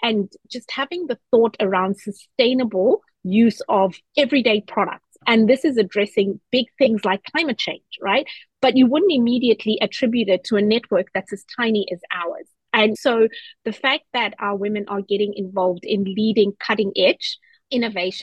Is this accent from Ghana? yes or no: no; Zimbabwe; also born or lived in New Zealand; now in Australia; I am from Zimbabwe